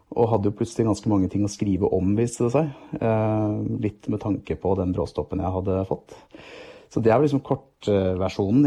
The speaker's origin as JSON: {"language": "Norwegian", "area": "just outside Hamar", "region": "Innlandet", "country": "Norway", "tie": "born or raised there", "also_born_or_lived": "Gjøvik", "said": "jeg har vokst opp eh, rett utenfor Hamar, eh, men har også bodd noen år på Gjøvik"}